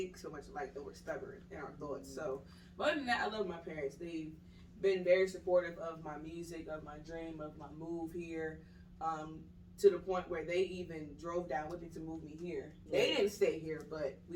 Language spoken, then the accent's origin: English; Prince George's County, Maryland, United States; I'm from Maryland.